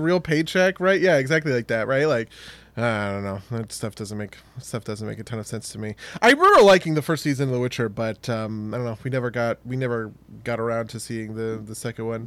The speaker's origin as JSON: {"language": "English", "region": "New Jersey", "country": "United States", "accent": "New Jersey", "said": "my New Jersey accent"}